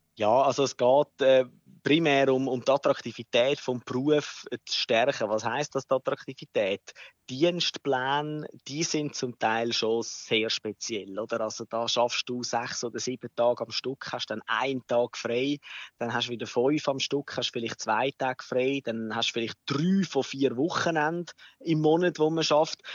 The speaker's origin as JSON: {"language": "German", "country": "Switzerland", "said": "bei uns in der Schweiz"}